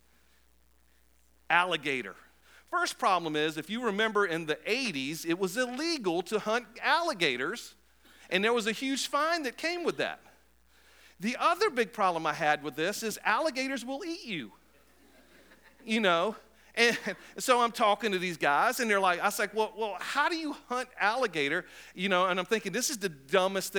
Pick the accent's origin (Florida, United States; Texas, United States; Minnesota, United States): Florida, United States; Cape Coral; I was born in Florida, raised mostly in Florida, and I was living in a place called Cape Coral